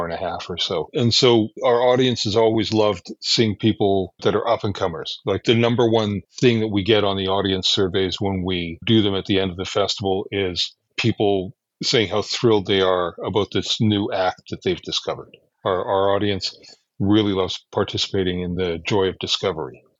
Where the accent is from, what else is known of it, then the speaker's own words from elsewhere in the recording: Alberta, Canada; I'm from Alberta. I'm unfortunately unilingual.